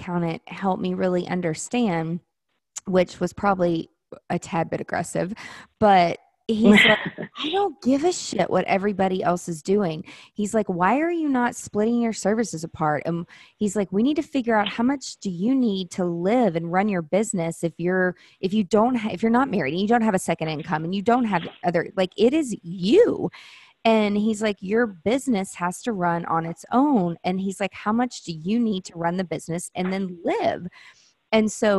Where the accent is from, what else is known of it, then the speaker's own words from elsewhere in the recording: the South, United States; I'm from the South